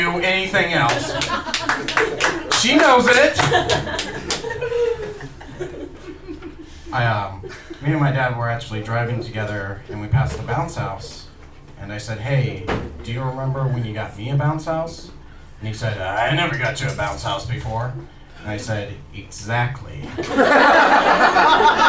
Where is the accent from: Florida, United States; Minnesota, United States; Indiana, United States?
Indiana, United States; Bedford; I grew up in Bedford, Indiana